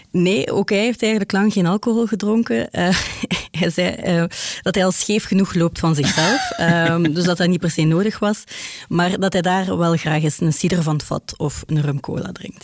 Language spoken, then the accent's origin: Dutch; Ghent, Flanders, Belgium; ik ben van Gent